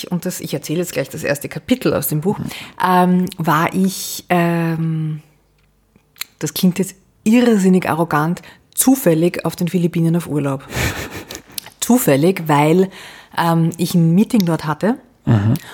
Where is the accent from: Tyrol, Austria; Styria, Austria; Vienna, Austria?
Vienna, Austria; Ich bin ähm, Wienerin